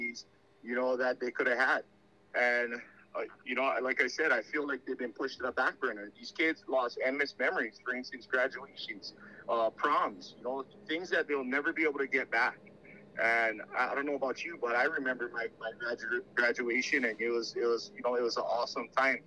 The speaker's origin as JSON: {"language": "English", "area": "Maui", "region": "Hawaii", "country": "United States", "tie": "born or raised there", "said": "born and raised on Maui"}